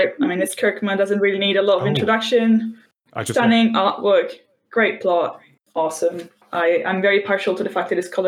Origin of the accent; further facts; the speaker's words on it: Italy; now in United Kingdom; I come from Italy now. I'm living in the UK